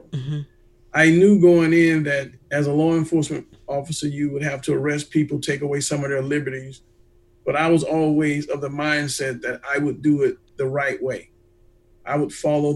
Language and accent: English; Atlanta, Georgia, United States; I was born and raised in Atlanta